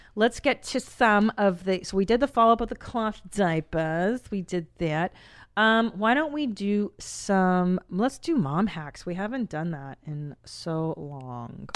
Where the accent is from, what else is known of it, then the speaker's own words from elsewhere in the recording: Los Angeles, California, United States; I grew up in Los Angeles, and we're very, for the most part, progressive.